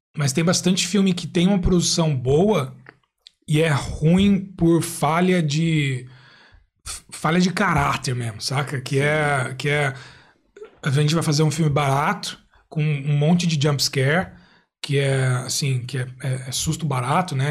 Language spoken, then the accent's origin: Portuguese; Brazil; moved away as an adult; now in Ireland; eu aprendi inglês desde criança no, no Brasil